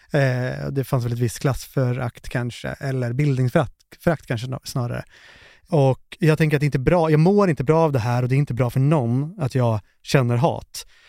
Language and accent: Swedish; Finland; Jag är ju finne